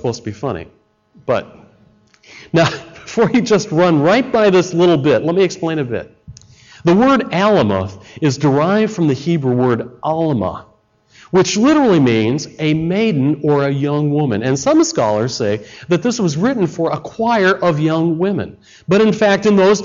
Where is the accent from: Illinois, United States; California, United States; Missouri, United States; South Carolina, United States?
Illinois, United States; Chicago; I come from Chicago.